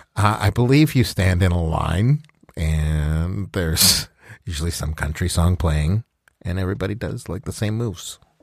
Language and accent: English; Alberta, Canada; I grew up in Alberta